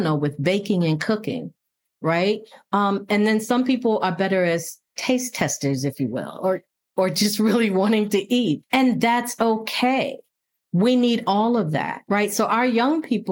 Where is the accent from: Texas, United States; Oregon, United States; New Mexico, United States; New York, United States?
New York, United States; Buffalo; moved away; also born or lived in rural Virginia; I grew up in Buffalo, New York, but I also grew up in rural Virginia